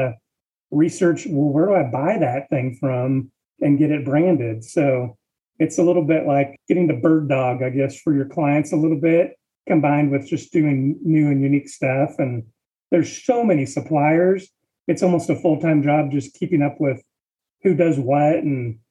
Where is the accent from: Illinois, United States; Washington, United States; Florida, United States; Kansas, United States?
Washington, United States; now in Texas, United States; I am from Washington State originally, but moved to Texas in 1993